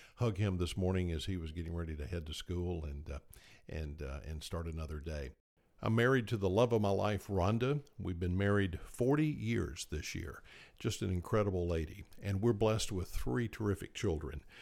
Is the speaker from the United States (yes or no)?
yes; Tifton, Georgia, United States; moved away as an adult; also born or lived in Moultrie, Georgia / Athens, Georgia / Tuscaloosa, Alabama / San Antonio, Texas; when I was six months old, our family moved to Tifton, and there we remained until I graduated from high school